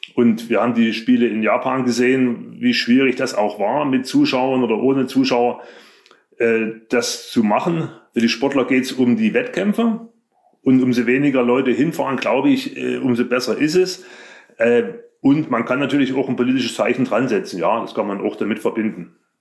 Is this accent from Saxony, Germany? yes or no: yes; Leipzig, Saxony, Germany; Ich bin in der DDR groß geworden